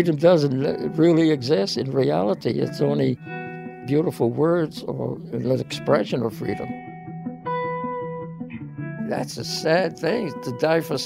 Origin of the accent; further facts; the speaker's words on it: West Warwick, Rhode Island, United States; I was born in West Warwick, Rhode Island in 1932.